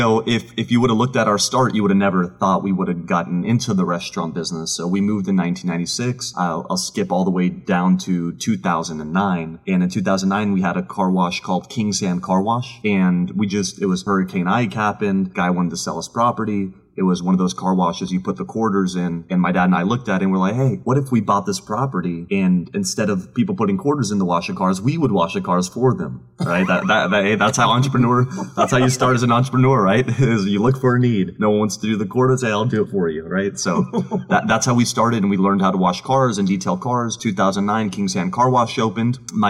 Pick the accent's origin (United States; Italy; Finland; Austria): Austria; moved away; My dad and I immigrated from Austria in 1996.